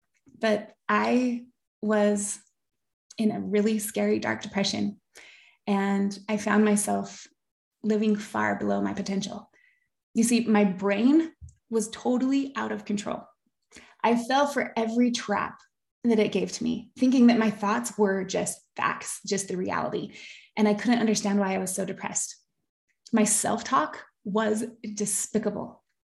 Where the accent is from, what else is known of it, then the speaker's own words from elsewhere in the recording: Park City, Utah, United States; also born or lived in Bountiful, Utah / Sandy, Utah / Henefer, Utah; I grew up in Park City. I went to Park City High School, go Miners